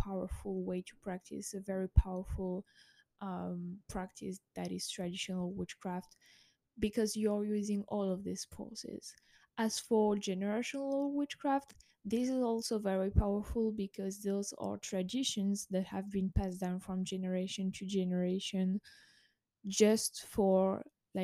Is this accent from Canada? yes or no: no; France; I was born in France